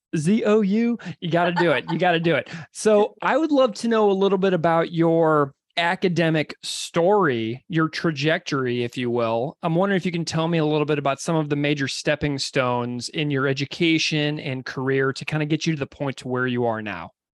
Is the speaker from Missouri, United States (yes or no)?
yes; St. Louis, Missouri, United States; a person who grew up in St. Louis and who did my undergrad at Mizzou